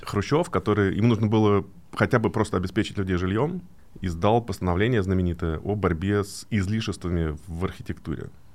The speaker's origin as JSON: {"language": "Russian", "region": "Moscow", "country": "Russia", "tie": "born or raised there", "said": "где я вырос в Москве, такой район Медведково с панельными этажами"}